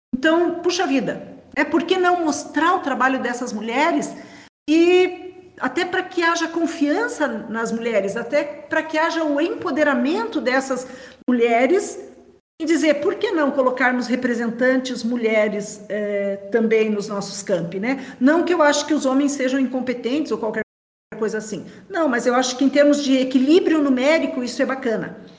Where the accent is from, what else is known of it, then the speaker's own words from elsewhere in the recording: Brazil; sou do Brasil